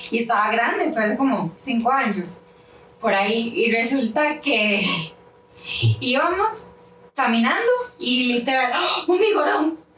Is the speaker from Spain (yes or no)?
no; Costa Rica; todos los que somos ticos.